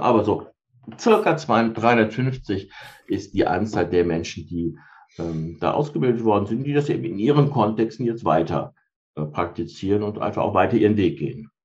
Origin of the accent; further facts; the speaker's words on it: Cologne-Bonn area, North Rhine-Westphalia, Germany; ich komme aus der Ecke Köln-Bonn